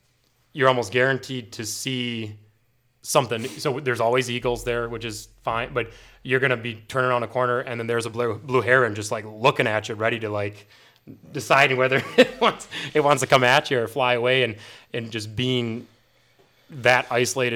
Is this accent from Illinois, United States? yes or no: no; central Wisconsin, United States; moved away; also born or lived in Milwaukee, Wisconsin; the lake that we grew up on and is now the lake my mom lives on